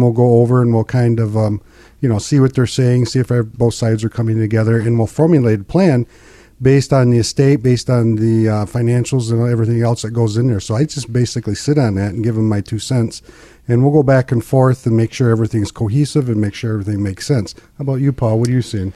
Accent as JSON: {"language": "English", "country": "United States", "tie": "born or raised there", "also_born_or_lived": "Linwood", "said": "I grew up in Pinkani"}